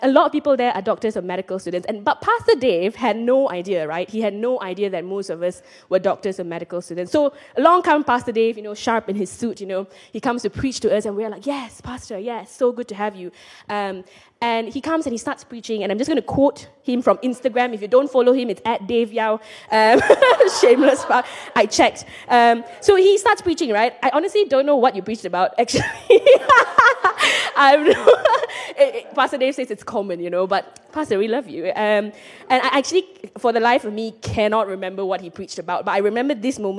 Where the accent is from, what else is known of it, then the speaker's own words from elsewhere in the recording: Penang, Malaysia; moved away as an adult; now in Edinburgh, United Kingdom; I grew up in Penang and I moved to Edinburgh for medical school 7 years ago in 2015